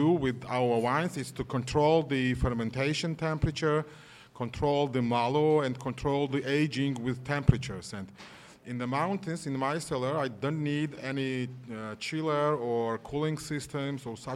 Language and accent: English; Georgia; English is a second language; I'm from Georgia, Republic of Georgia. It was former of Soviet Union.